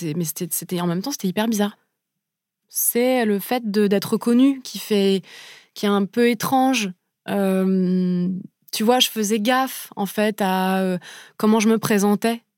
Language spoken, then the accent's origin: French; Paris, Île-de-France, France; j'ai grandi à Paris